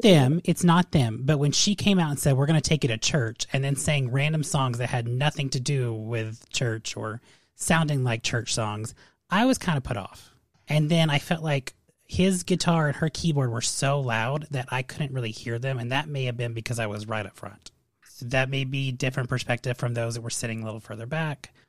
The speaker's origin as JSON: {"language": "English", "town": "Las Vegas", "region": "Nevada", "country": "United States", "tie": "born or raised there", "said": "I grew up in Vegas"}